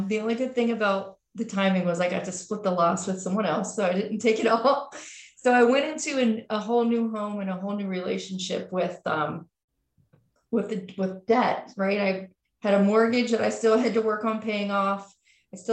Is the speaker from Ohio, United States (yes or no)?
yes; Cincinnati, Ohio, United States; now in Columbus, United States; I grew up in Cincinnati, Ohio